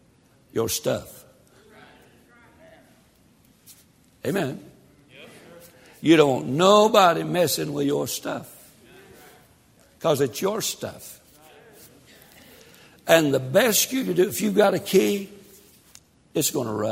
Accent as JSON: {"language": "English", "region": "Tennessee", "country": "United States", "tie": "born or raised there", "said": "I was raised in Tennessee"}